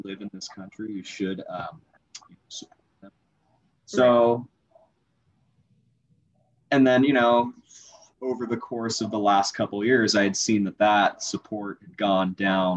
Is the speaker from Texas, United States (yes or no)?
no; Dana Point, California, United States; I'm from Dana Point, California. It's like southern, close to San Diego